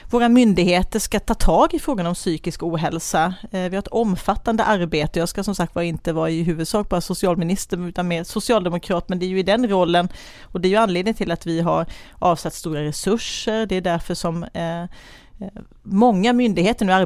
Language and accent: Swedish; Kalmar, Kalmar County, Sweden; Eh, jag är Kalmarbo mamma till två tonåringar. Eh, ja, gift med Jonas och har en hund som heter Tage, bor i Kalmar som jag älskar.